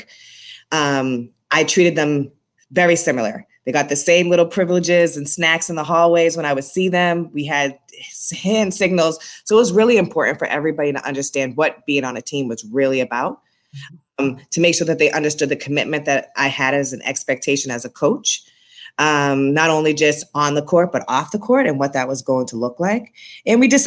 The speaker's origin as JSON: {"language": "English", "town": "Boston", "region": "Massachusetts", "country": "United States", "tie": "born or raised there", "moved": "yes", "lives_now": "Brooklyn, United States", "said": "I'm born and raised in Boston, Massachusetts. I have a little bit of an accent, so you'll hear that if I say certain words with an R in it"}